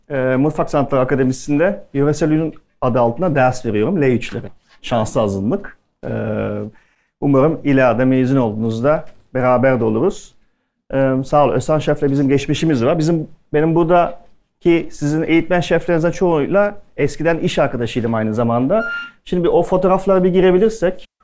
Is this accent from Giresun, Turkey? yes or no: no; Nazilli, Aydın, Turkey; accent: Aydın dialect; also born or lived in Germany; ben aslen Nazilliyim. E, Almancıyım, gurbetçiyim. Gurbetçi bir ailenin çocuğuyum. Almanya'da doğdum aslında. Ana dilim Türkçe değil, ana dilim Aydın şivesi benim. Çünkü köyde büyüdüm ben.